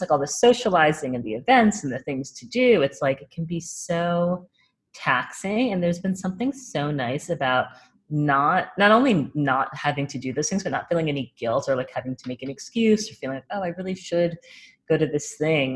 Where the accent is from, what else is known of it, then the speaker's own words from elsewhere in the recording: New York, United States; also born or lived in New Orleans / Minneapolis; I, I loved growing up in New York. Before New York, I lived in New Orleans, and then I was born actually in Minneapolis, but oh. I do not remember that. So I kind of just say I'm a New Yorker because I lived here since I was like seven years old